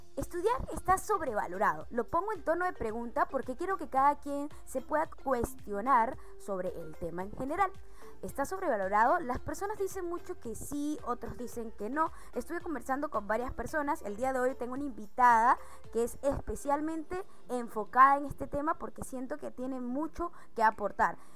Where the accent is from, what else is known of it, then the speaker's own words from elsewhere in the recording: Venezuela; moved away as an adult; como venezolana emigrante, que tuve que salir de mi país